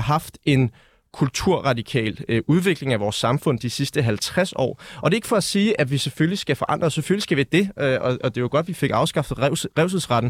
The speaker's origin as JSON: {"language": "Danish", "country": "Denmark", "said": "vi er født danskere"}